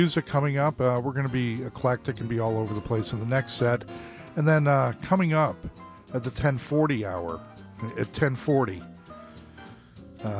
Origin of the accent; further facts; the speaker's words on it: Buffalo, New York, United States; I'm from Buffalo.